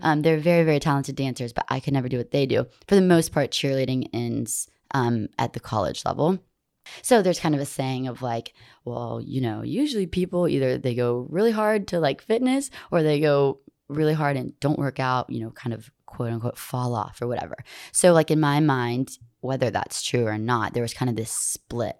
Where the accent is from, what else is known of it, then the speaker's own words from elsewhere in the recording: Montgomery, Alabama, United States; I was born and raised in Montgomery